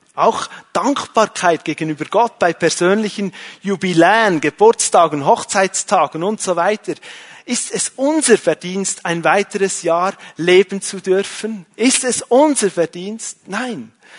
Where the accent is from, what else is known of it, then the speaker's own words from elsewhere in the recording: Switzerland; als Schweizer